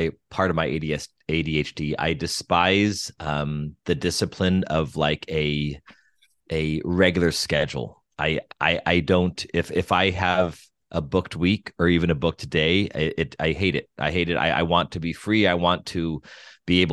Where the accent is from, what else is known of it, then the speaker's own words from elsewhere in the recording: Albuquerque, New Mexico, United States; moved away as an adult; also born or lived in Denver, Colorado / Pittsburgh / Steubenville, Ohio; now in Los Angeles, United States; I was born and raised in Albuquerque, New Mexico.